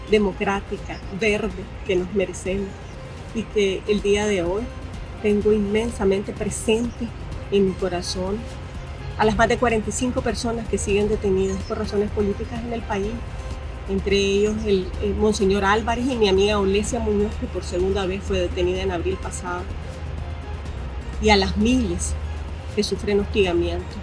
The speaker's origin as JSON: {"language": "Spanish", "country": "Nicaragua", "moved": "as an adult", "said": "yo siempre, siempre voy a seguir siendo nicaragüense"}